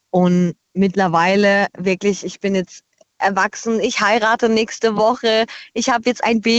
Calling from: Bruchsal, Baden-Württemberg, Germany; Hi, äh, aus Bruchsal.

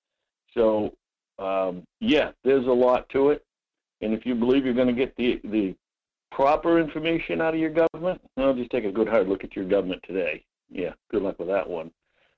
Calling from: Homer, United States; Hi, Mike. Yeah, from Homer.

